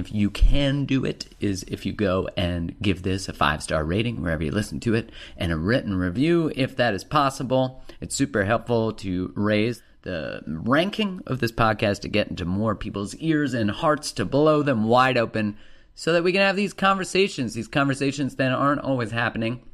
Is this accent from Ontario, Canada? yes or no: no; Alberta, Canada; I'm from Alberta, which is the Texas of Canada.